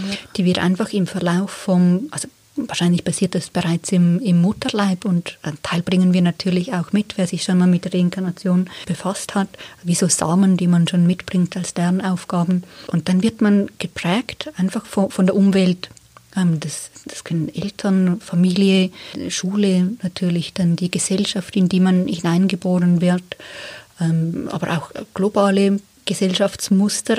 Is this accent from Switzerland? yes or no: yes; Switzerland; ich bin eine Frau in der Schweiz geboren